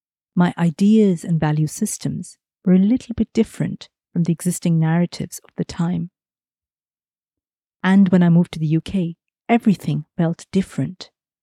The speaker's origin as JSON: {"language": "English", "country": "India", "lives_now": "United Kingdom", "said": "like, I slip into my skin, my Indian skin."}